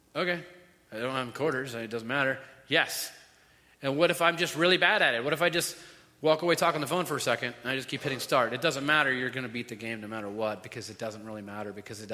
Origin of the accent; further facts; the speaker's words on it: Florida, United States; We're all from Florida